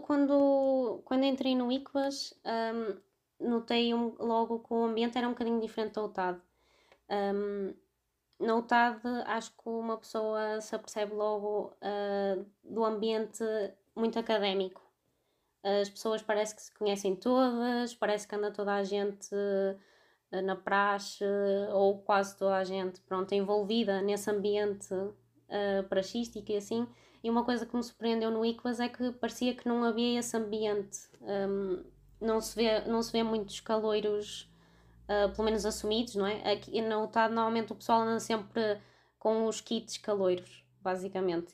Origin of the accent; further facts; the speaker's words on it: Vila Nova de Gaia, Norte, Portugal; tenho 26 anos e sou de Vila Nova de Gaia.